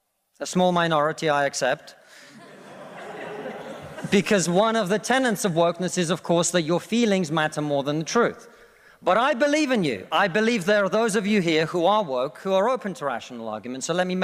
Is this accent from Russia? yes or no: yes; Russia; now in United Kingdom; I come from Russia, which is not a poor country